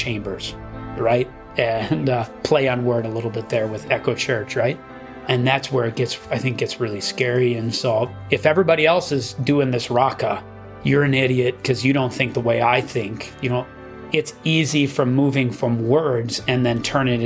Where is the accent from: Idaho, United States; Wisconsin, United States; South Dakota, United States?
Wisconsin, United States; growing up in Wisconsin